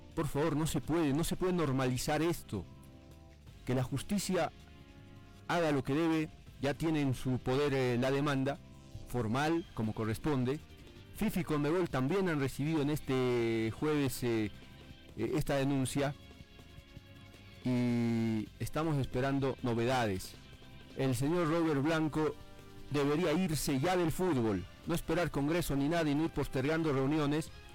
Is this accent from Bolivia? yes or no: yes; Bolivia; En, mi país